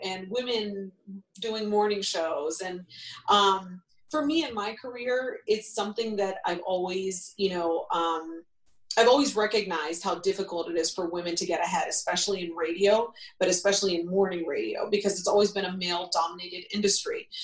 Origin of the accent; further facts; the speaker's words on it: Ohio, United States; now in New York City, United States; where I grew up